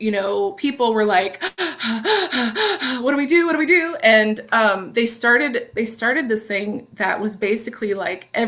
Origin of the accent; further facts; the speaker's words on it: Pacific Northwest, United States; So anyway, so yeah, I grew up in the Northwest